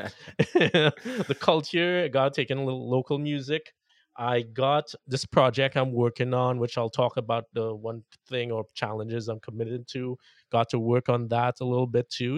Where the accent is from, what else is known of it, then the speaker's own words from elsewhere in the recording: Trinidad & Tobago; now in Las Vegas, United States; I spent a month in Trinidad, mm. and if listeners don't know, that's where I grew up